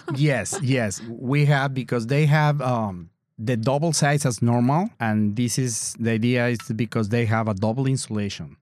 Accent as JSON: {"language": "English", "country": "Mexico", "second_language": "English", "moved": "yes", "lives_now": "Door County, United States", "said": "I'm from Mexico"}